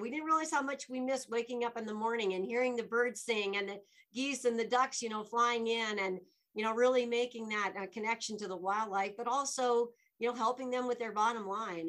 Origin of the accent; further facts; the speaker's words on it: Laramie, Wyoming, United States; moved away as an adult; also born or lived in Dubois, Wyoming / Alaska / Washington, D.C.; now in Denver, United States; being born and raised in Wyoming